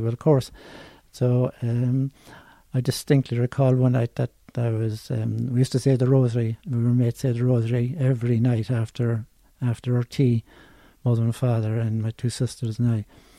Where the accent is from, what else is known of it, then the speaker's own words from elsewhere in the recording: Cork, Munster, Ireland; I was from the Glen